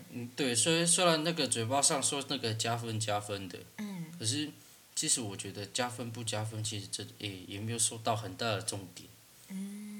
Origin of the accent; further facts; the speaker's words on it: Taiwan; 因为我本来就是原住民啊